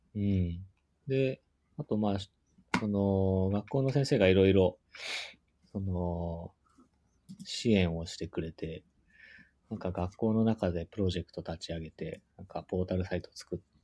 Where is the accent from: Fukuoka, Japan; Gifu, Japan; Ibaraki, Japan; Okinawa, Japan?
Gifu, Japan; なんか、うん僕、地元岐阜なんですけど。